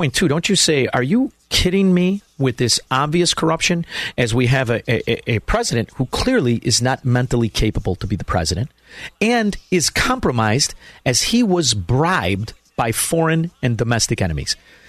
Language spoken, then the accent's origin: English; Chicago, Illinois, United States; I'm from Chicago. This was a place, I'm older than you, but this was a place that 35 years ago I was proud of, right?